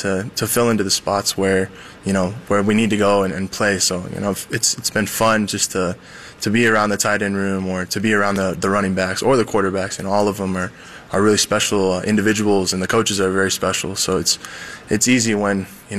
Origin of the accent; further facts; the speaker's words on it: Southern Utah, United States; now in Provo, United States; That's my hometown right there